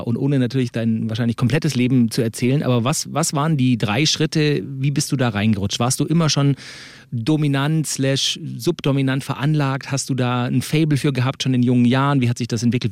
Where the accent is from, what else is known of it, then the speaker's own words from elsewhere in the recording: Swabia, Germany; bin ja auch gebürtiger Schwabe